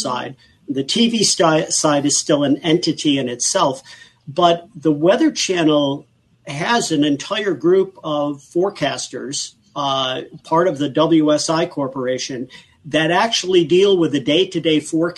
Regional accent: Buffalo, New York, United States; I come from Buffalo and we're known for lake effect snowstorms up there

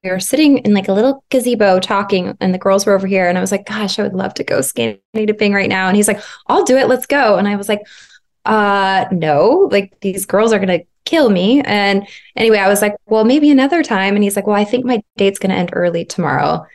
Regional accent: Arizona, United States; moved away as an adult; also born or lived in Los Angeles, United States; I moved back to Arizona, my hometown, about six years ago

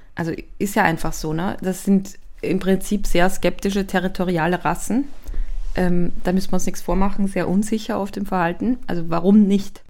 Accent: Austria; ich komme aus Österreich

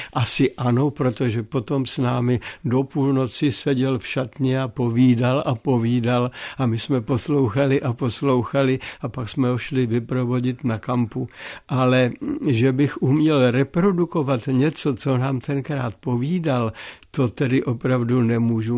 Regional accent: Opočno, Hradec Králové Region, Czechia; also born or lived in Nový Knín; u nás v Opočně, to znamená tam, kde já jsem vyrostl

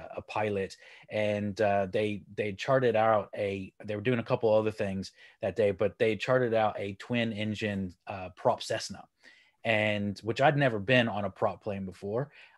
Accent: Texas, United States; now in United Kingdom; So I'm from Texas, but I live here in the UK up in the north.

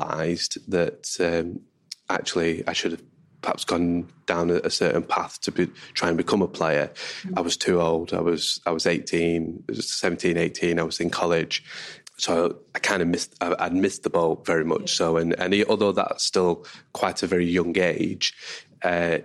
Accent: Manchester, North West England, United Kingdom; I'm from Manchester

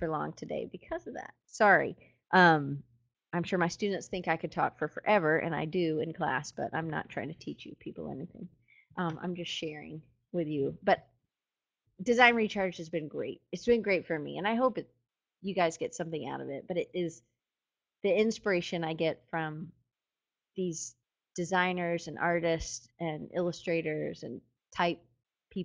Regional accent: United States; I'm in America and I'm an American

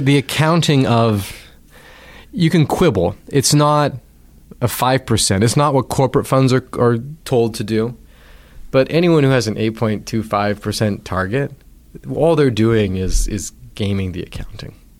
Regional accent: Vancouver Island, British Columbia, Canada; moved away as an adult; a financial advisor who I grew up knowing on Vancouver Island

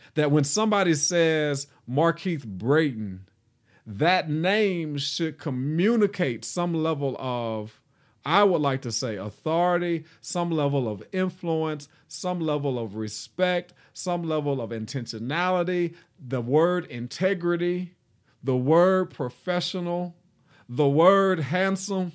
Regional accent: Nashville, Tennessee, United States; I am from Nashville, Tennessee, reared and born, born and reared in Nashville

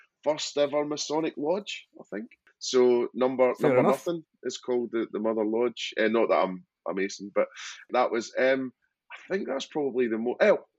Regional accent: Kilwinning area, Scotland, United Kingdom; now in Brighton, United Kingdom; so I'm Ayrshire, so west of Scotland.

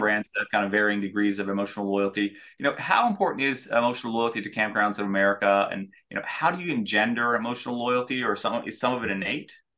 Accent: Denver, Colorado, United States; growing up in Denver

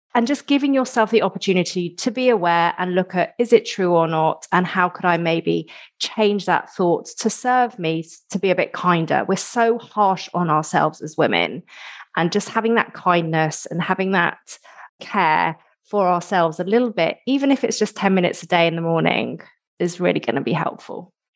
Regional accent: United Kingdom

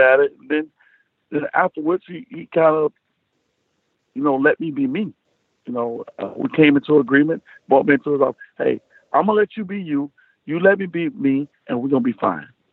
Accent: South Florida, United States; I'm from South Florida.

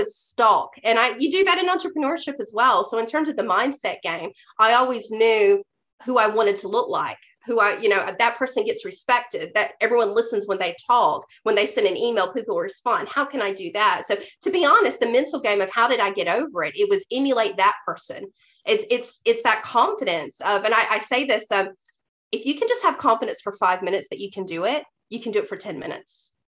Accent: the South, United States; That I was this redneck from the South who would listen to me, who would take me seriously.

